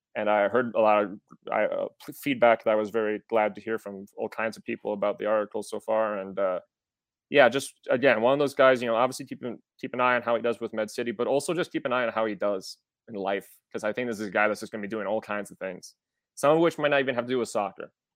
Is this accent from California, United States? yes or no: no; Wisconsin, United States; I'm from Wisconsin, which, as some may know, is a land that lights fireworks more than Minnesota